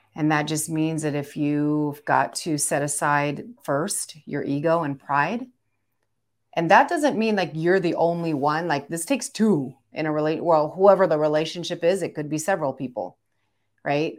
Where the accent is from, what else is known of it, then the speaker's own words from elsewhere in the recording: Philippines; I'm Filipino